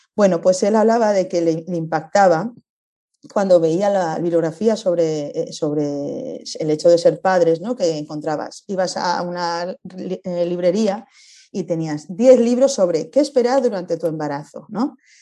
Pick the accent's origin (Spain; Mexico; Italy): Spain; venimos de España, estamos viajando